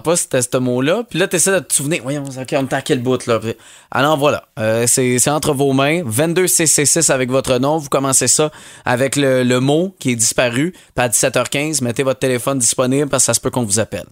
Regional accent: Montérégie, Quebec, Canada; chez nous en Montérégie

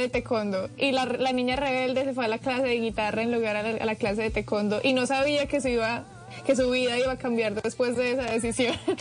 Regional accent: Pereira, Risaralda, Colombia; toda mi gente de Pereira

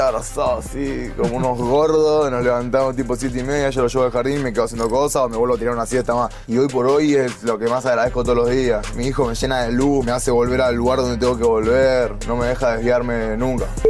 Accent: Argentina; yo soy súper argentino, yo nací acá y mis papás ya me criaron con ese amor

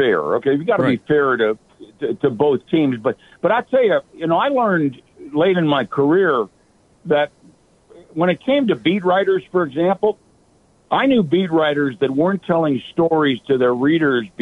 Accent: Rochester, New York, United States; moved away; in my hometown of Rochester, New York

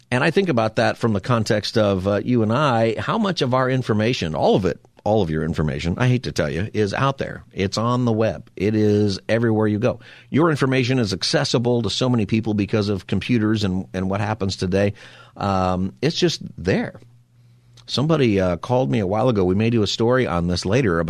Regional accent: Antelope Valley, California, United States; I grew up in the Antelope Valley

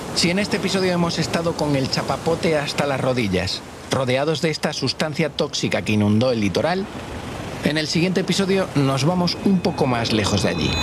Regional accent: Galicia, Spain; la gente de Galicia, mi tierra

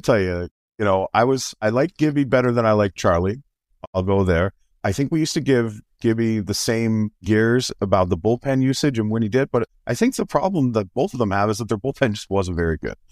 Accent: Canada; as a Canadian

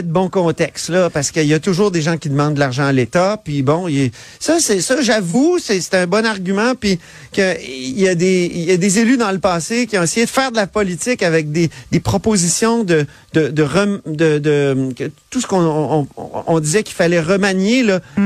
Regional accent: Quebec City, Quebec, Canada; je viens de Québec, je suis un gars, tu sais, il y avait des fortifications dans ma cour d'école, là, je peux pas plus venir de Québec

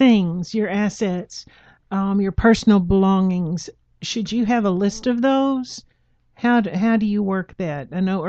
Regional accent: Texas, United States; moved away; Y'all all know I'm from Texas.

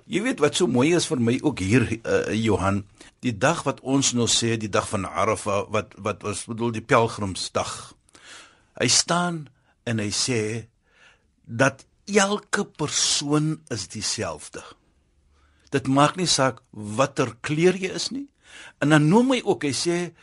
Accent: South Africa; ons as Suid-Afrikaners

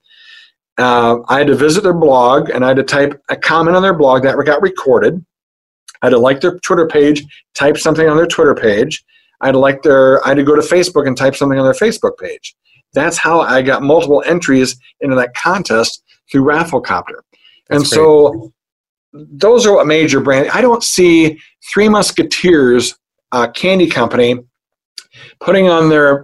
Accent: Hampton, Iowa, United States; I'm from Hampton, Iowa

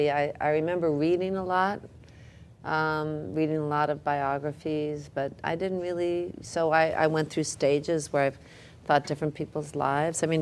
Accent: Jackson Heights, Queens, then New Jersey, United States; also born or lived in Manhattan, New York; I was raised in Jackson Heights and then New Jersey.

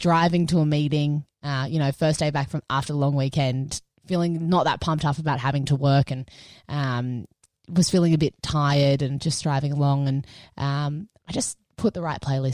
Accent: Sutherland Shire, New South Wales, Australia; a person who was born and raised in Southern Shire

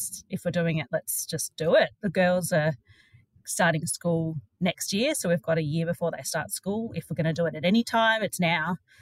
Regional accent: Sydney, New South Wales, Australia; I was born in Sydney and have only ever travelled little bits around Australia

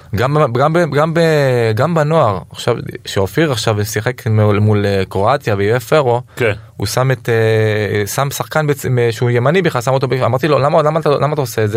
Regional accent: Rishon LeZion, Central District, Israel; גדלתי ברמת אליהו

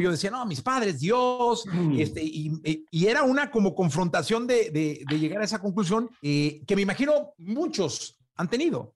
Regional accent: Mexico; yo como mexicano

